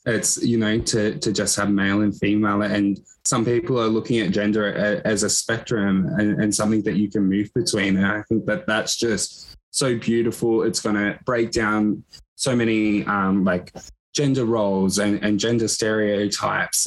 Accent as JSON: {"language": "English", "town": "Echuca", "region": "Victoria", "country": "Australia", "tie": "born or raised there", "said": "i grew up in Echuca, which is a small regional town on the border of victoria and new south wales"}